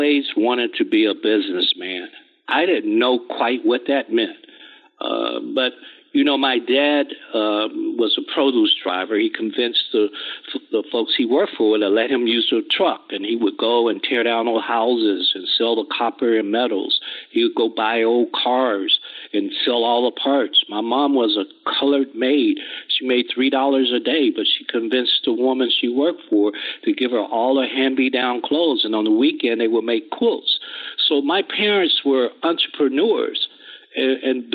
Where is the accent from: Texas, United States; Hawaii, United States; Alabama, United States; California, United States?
Alabama, United States; Gadsden; also born or lived in Chattanooga, Tennessee / Nashville, Tennessee; I grew up in Gadsden, Alabama